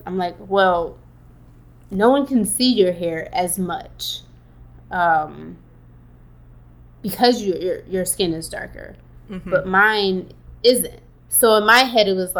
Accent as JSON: {"language": "English", "town": "Detroit", "region": "Michigan", "country": "United States", "tie": "born or raised there", "said": "As a kiddo growing up in Detroit"}